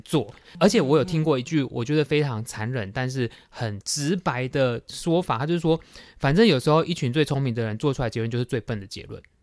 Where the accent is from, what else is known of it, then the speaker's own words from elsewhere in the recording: Tainan, Taiwan; 身为台南人，我有一点惭愧，因为我对总爷其实非常不熟